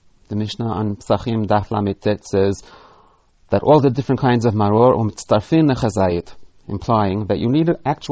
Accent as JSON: {"language": "English", "town": "New York City", "region": "New York", "country": "United States", "tie": "born or raised there", "moved": "yes", "said": "When I was a boy growing up in Brooklyn"}